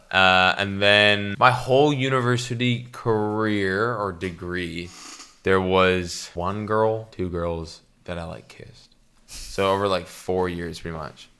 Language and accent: English; Canada; I'm Canadian